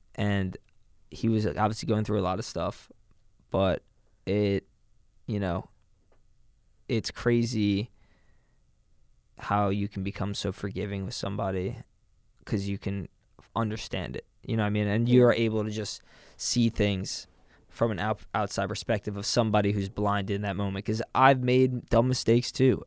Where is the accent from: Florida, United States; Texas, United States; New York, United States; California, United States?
New York, United States; New York City; now in Boston, United States; I grew up in New York City